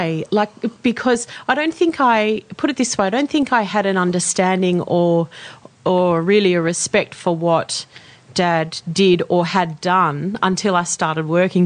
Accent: Sydney, New South Wales, Australia; Grew up in Sydney, born in the Crown Street Hospital, which no longer exists.

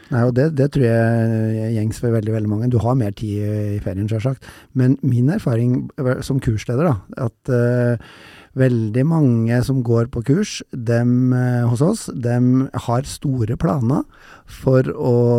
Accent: Røros, Trøndelag, Norway; jeg er jo fra Røros

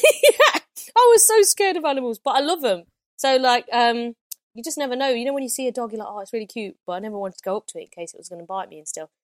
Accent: Loughborough, East Midlands, United Kingdom; I'm from Loughborough

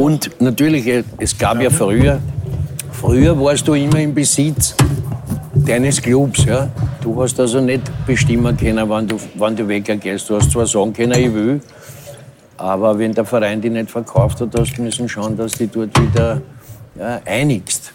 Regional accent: Vienna, Austria; als echter Wiener

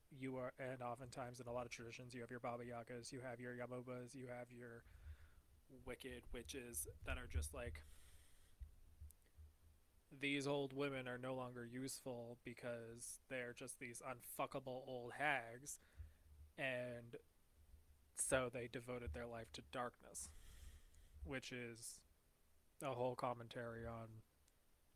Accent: United States; accent: American; in my American accent

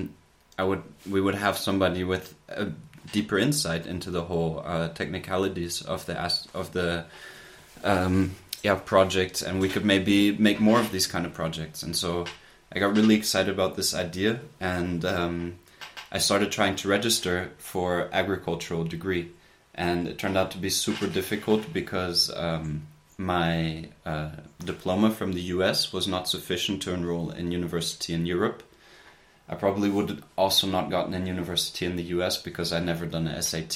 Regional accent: United States; moved away as an adult; also born or lived in Germany; now in Portugal; I grew up in the United States

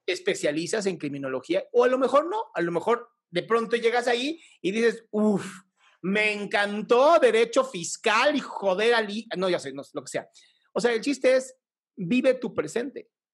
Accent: Mexico

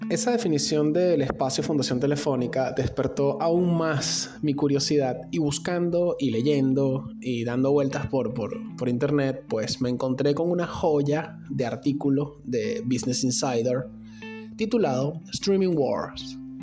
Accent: Venezuela; al otro lado de la frontera de mi país

